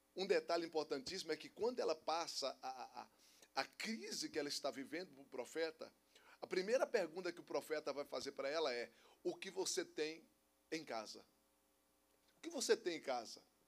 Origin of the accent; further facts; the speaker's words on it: Minas Gerais, Brazil; eu não sou baiano, eu sou mineiro